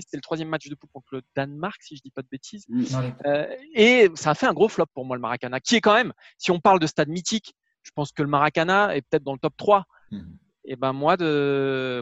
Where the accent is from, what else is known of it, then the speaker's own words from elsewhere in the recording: Bordeaux, Nouvelle-Aquitaine, France; je suis de Bordeaux